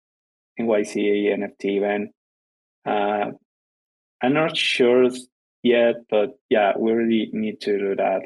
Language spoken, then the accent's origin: English; Guatemala; English is a second language; I'm from Guatemala